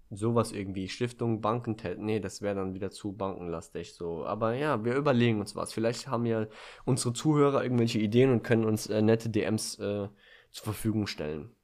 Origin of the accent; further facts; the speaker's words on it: Germany; bei uns in Deutschland